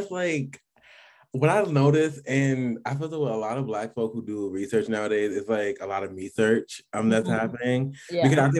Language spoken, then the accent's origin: English; New York City, New York, United States; moved away as an adult; also born or lived in Rochester, New York / Jamaica (heritage); now in Syracuse, United States; I'm from the Bronx, New York, but I go to school at Syracuse University.